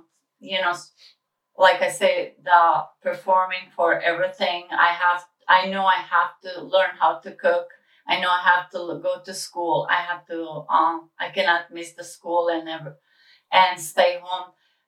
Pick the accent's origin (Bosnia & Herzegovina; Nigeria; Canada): Bosnia & Herzegovina; Kozarac, Republika Srpska; born there; Yes, I was born in Bosnia in a small town called Kozarac.